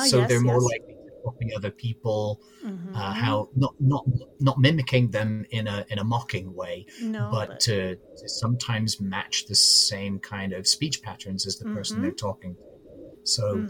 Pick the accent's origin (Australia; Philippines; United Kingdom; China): United Kingdom; Birmingham, West Midlands; also born or lived in South East England / Bristol; I mean, I grew up in Birmingham, which is a non-rhotic accent. And then I moved to the southeast of England, which again is all non-rhotic.